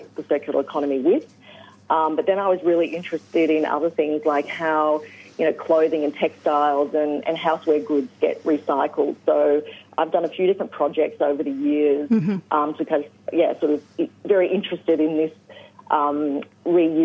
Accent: Rutherglen, Victoria, Australia; now in Hobart, Australia; I grew up in Rutherglen in northeast Victoria

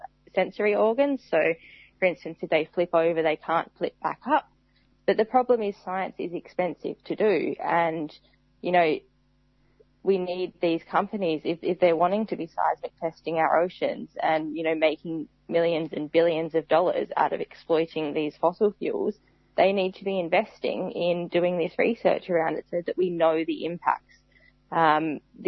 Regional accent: Tasmania, Australia; I grew up in Tasmania

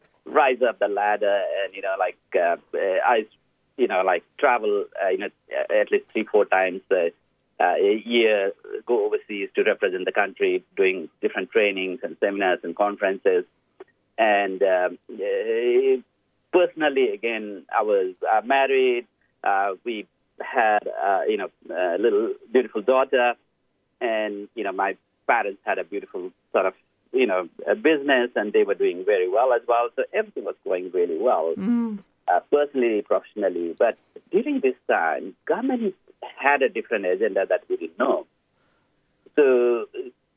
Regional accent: Lamidara, Southern Bhutan, Bhutan; moved away as an adult; also born or lived in Paro, Bhutan; now in Blacktown, Australia; I grew up in Lamidara, a very remote village in Southern Bhutan

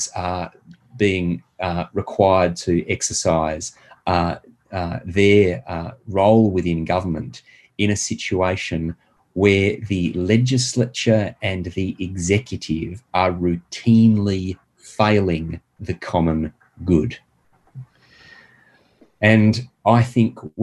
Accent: Australia

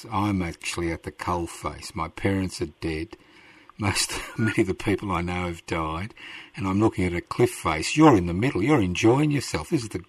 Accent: Brisbane, Queensland, Australia; first language Italian; English is a second language; I was born in Brisbane in 1951, right? I went to school in Brisbane in 1956. I didn't know one word of English.

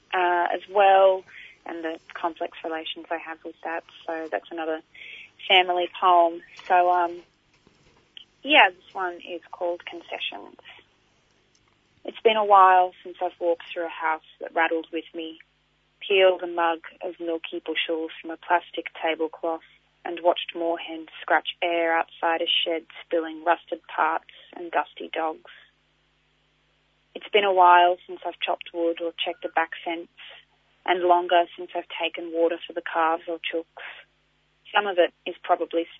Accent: Darug country, New South Wales, Australia; moved away as an adult; also born or lived in Kulin Nation (Victoria); now in Victoria, Australia; I've always grown up in Darug community and, that's where my family's been for quite a while since my great-grandfather came down from Bundjalung

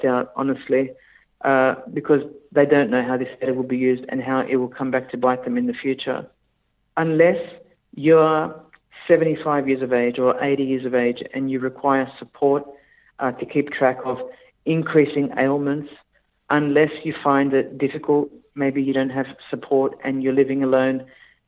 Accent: Australia; as an Australian

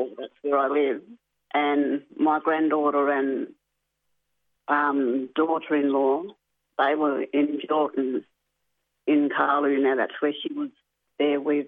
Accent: Carnarvon, Western Australia, Australia; I'm originally from Carnarvon, but my family's around the Midwest Gascoyne

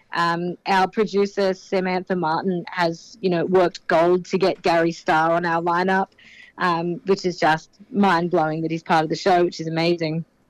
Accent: Sydney, New South Wales, Australia; I'm from Sydney

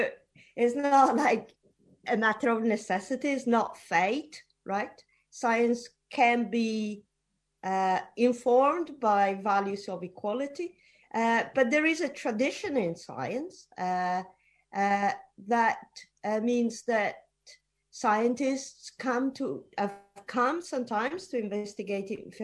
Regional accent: Italy; moved away as an adult; also born or lived in United Kingdom / United States; I was born in Italy and I did my undergraduate in Italy, but then I moved to the UK to do my PhD

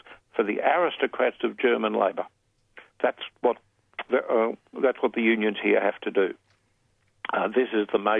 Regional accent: Brisbane, Queensland, Australia; my hometown of, here we are, back to good old Brisbane.

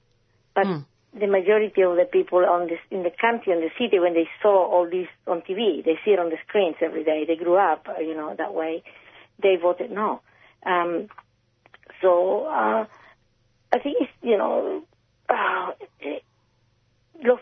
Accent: Chile; now in Australia; I'm not Colombian, I'm Chilean

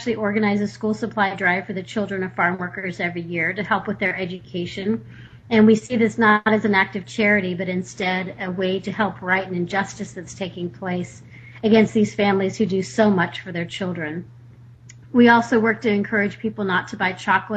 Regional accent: Texas, United States; now in Sonoma County, United States; I grew up in Texas

